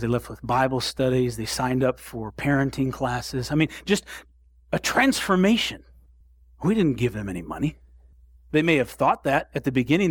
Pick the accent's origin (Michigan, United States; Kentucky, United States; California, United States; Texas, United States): Michigan, United States; Southwest; We grew up in Southwest Michigan